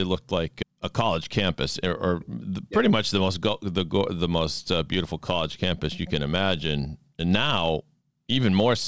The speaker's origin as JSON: {"language": "English", "town": "Sharon", "region": "Massachusetts", "country": "United States", "tie": "born or raised there", "said": "growing up in Sharon, Mass, and kind of a little bit of a bubble I don't know. I mean, Sharon happens to be mostly Jewish and some immigrants and stuff like that."}